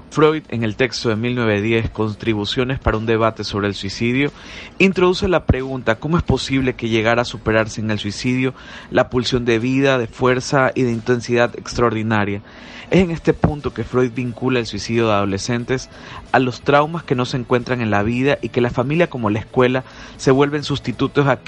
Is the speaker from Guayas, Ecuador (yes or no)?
yes; Guayaquil, Guayas, Ecuador; de Guayaquil, Ecuador.